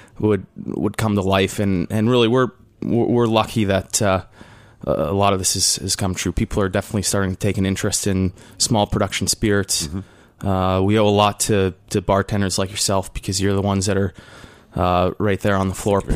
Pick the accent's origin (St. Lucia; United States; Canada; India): Canada; I am Canadian